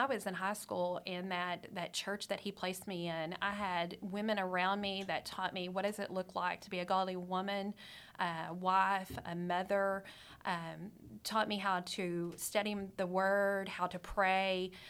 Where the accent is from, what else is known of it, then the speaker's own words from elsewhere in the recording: Amarillo, Texas, United States; Okay, you may not know this about me, but I'm a Texas girl.